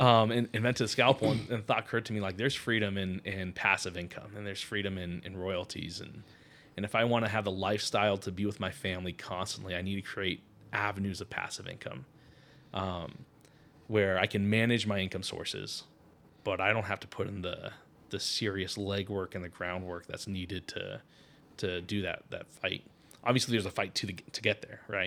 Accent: Connecticut, United States; moved away; I grew up in Connecticut

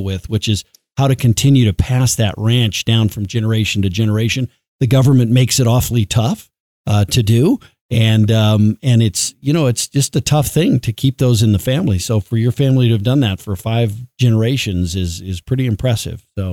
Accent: the West, United States; I grew up in the West

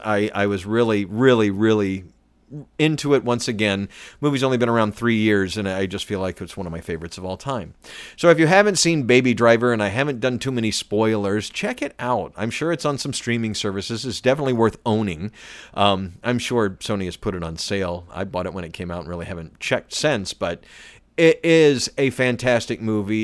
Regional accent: Atlanta, Georgia, United States; I was born in, born in downtown Atlanta and grew up in the suburbs

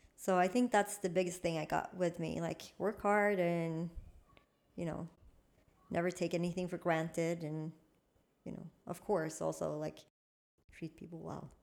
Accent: Malmö, Skåne, Sweden; English is a second language; also born or lived in United States; where I grew up in Limham

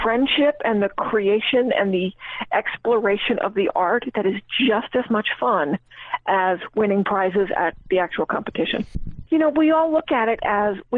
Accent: Asheville, North Carolina, United States; I'm from Asheville, North Carolina.

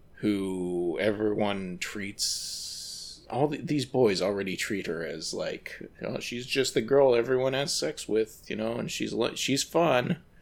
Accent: United States; as an American

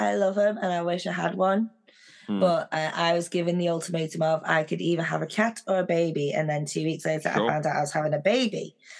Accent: Widnes, North West England, United Kingdom; So my accent, I was raised in Widnes, which is known as Plastic Scouseland. Because it's so close to Liverpool. So a lot of people there have a Scouse accent.

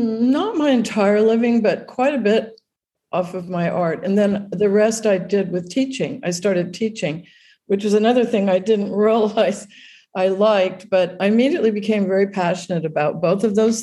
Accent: Honolulu, Hawaii, United States; I grew up during the territory days of Hawaii. Statehood happened when I was in ninth grade. So when I was growing up in Waikiki

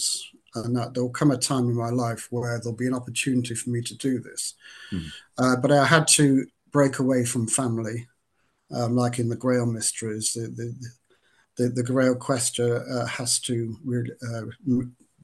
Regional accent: Lancashire, North West England, United Kingdom; moved away as an adult; also born or lived in Cumbria; now in Dorset, United Kingdom; I'm from Lancashire, and I grew up until I was in my 30s in that Lancashire area, Cumbria. Then moved down to Dorset

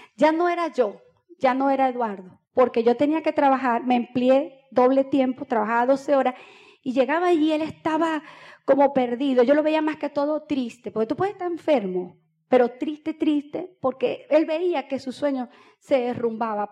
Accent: Boca del Río, Nueva Esparta, Venezuela; Yo nací en Boca del Río

